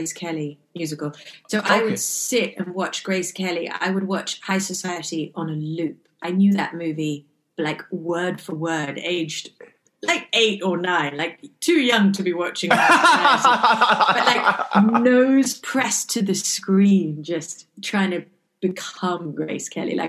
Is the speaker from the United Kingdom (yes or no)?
yes; London, United Kingdom; moved away as an adult; now in Los Angeles, United States; I grew up in London